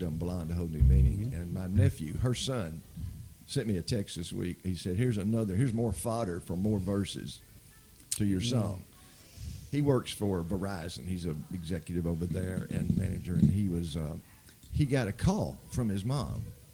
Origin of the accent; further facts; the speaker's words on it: Englewood, United States; I grew up in Englewood